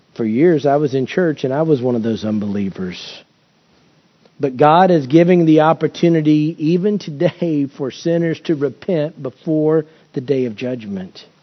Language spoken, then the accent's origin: English; United States; as American Christians